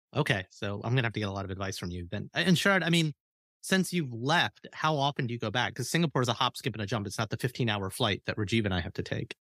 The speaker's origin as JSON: {"language": "English", "region": "Alabama", "country": "United States", "moved": "yes", "lives_now": "Cincinnati, United States", "said": "an Indian American boy who came from Alabama"}